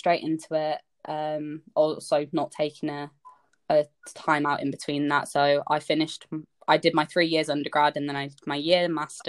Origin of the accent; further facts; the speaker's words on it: Leeds, Yorkshire and the Humber, United Kingdom; moved away as an adult; also born or lived in Winchester; I'm from Leeds